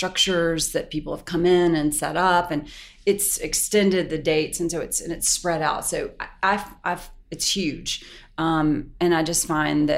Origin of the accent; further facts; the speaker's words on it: Pickens, South Carolina, United States; moved away; I grew up in a tiny town in Pickens, South Carolina. On a farm